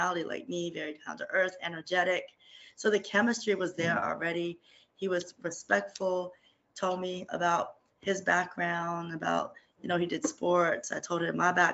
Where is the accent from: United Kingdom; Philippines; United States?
Philippines; being Filipino